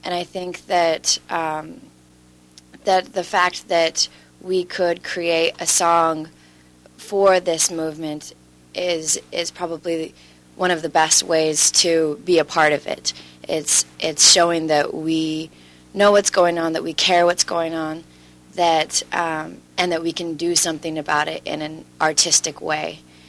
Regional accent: Pasco, Washington, United States; moved away as an adult; now in Los Angeles, United States; I am from Pasco, Washington, and I moved to LA about 3 years ago.

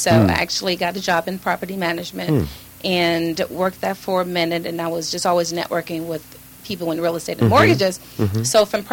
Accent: Chicago, Illinois, United States; born or raised there; moved away; also born or lived in California / Georgia

